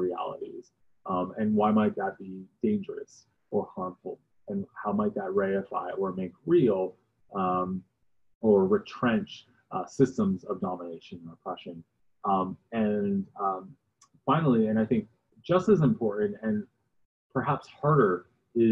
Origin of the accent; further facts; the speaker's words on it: New Jersey, United States; moved away; I grew up in New Jersey